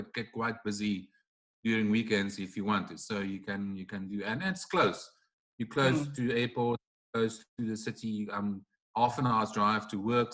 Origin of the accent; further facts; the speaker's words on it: Paarl, Western Cape, South Africa; also born or lived in Stellenbosch / France; I grew up in Paul, so basically I grew up in the winelands